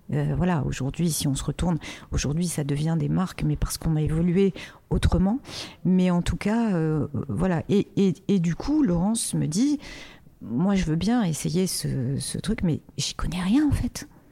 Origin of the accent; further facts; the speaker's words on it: Casablanca, Casablanca-Settat, Morocco; now in France; D'où je viens Je suis née à Casablanca au Maroc